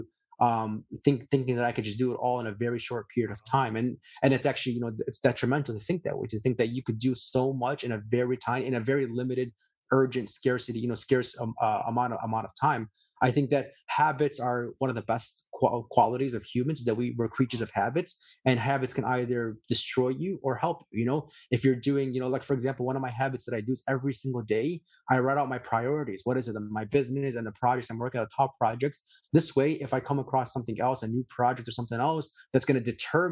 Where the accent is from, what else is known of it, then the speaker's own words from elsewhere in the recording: Chicago, Illinois, United States; where I grew up in Chicago